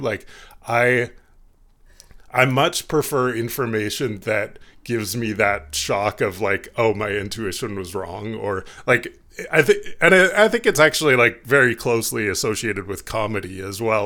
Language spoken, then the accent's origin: English; Canada; being Canadian